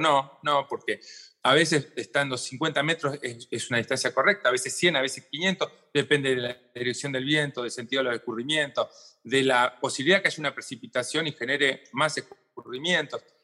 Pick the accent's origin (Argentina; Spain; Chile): Argentina; estamos acá en el Cono